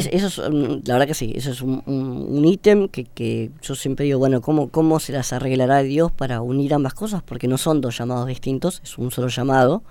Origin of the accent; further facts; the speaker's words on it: Buenos Aires, Argentina; also born or lived in San Isidro; Nacimos en Belgrano, después eh, nos mudamos para el lado de San Isidro, pero yo hice mi vida acá en Buenos Aires